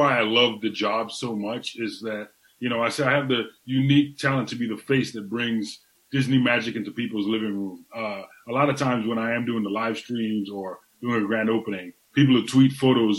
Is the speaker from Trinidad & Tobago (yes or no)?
yes; Trinidad & Tobago; moved away; also born or lived in Tampa, Florida; I'm from Trinidad and Tobago, so I'm from the West Indies.